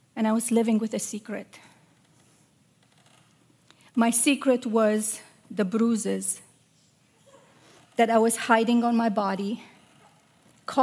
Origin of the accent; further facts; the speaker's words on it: Romania; moved away; I grew up in Romania, a country that was as beautiful as it was troubled.